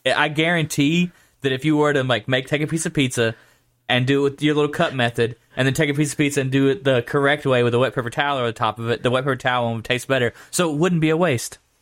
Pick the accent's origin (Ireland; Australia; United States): United States; Georgia; moved away; where I grew up in Georgia, everyone referred to I twenty as the highway.